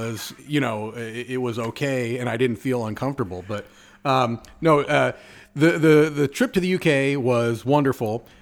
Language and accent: English; Southern California, United States; moved away as an adult; also born or lived in Connecticut / New York / Nevada / Indiana; now in South Florida, United States; I was born and raised in California